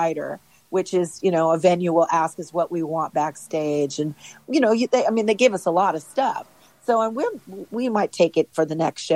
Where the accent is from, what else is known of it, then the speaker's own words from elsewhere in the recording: Los Angeles, California, United States; born and raised in Los Angeles